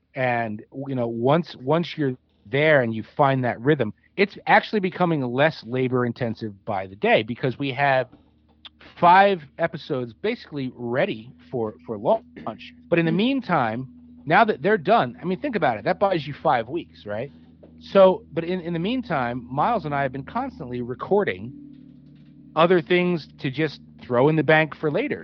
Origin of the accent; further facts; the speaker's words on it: outside of Trenton, New Jersey, United States; moved away as an adult; now in Pennsylvania, United States; I grew up outside of Trenton, New Jersey, and geographically that's right across the river from PA.